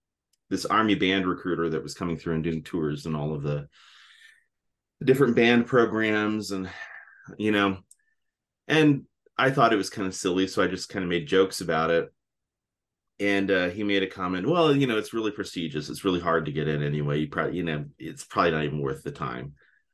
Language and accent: English; Texas, United States; accent: military accent; In fact, a lot of times when I tell people I'm from Texas, they say, "Well, you don't really have an accent." And I said, "Well, that's because I grew up with the military accent."